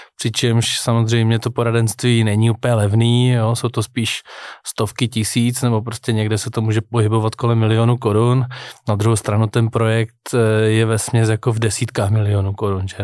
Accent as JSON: {"language": "Czech", "country": "Czechia", "said": "my jako Češi"}